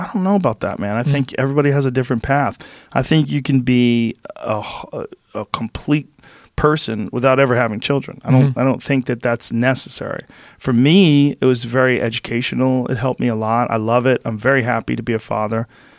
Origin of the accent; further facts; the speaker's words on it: Boston, Massachusetts, United States; because I grew up in New England, and in Boston, everybody worked hard.